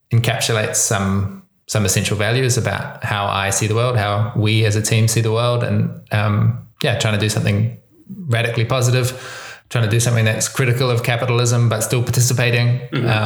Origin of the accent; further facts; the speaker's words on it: New Zealand; accent: New Zealand; so, my accent, that's a good place to start. I'm from New Zealand. That's why I speak this weird kind of English. Um, uh, but it's a particular kind of New Zealand accent because I've been traveling for a long time.